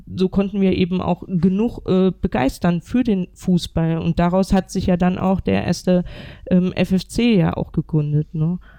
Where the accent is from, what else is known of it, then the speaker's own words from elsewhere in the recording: North Rhine-Westphalia, Germany; now in Thuringia, Germany; gebürtig ähm, komme ich ja eigentlich aus Nordrhein-Westfalen